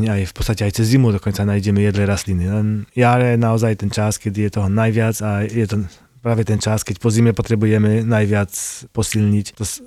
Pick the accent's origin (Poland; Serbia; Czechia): Poland; first language Polish; Slovak is a second language; now in Slovakia; Postupne sa cítim viac ako Slovák. Slovenčina je mi prirodzenejšia ako polština, aj keď samozrejme počuť v tom tú moju polštinu.